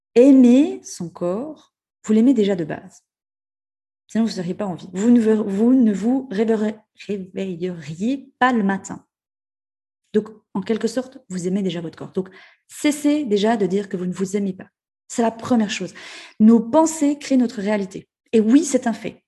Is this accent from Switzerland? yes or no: yes; Ajoie, Jura, Switzerland; en tant que bon, euh, bon jurassien, bon euh, suisse et jurassien et bon ajouleux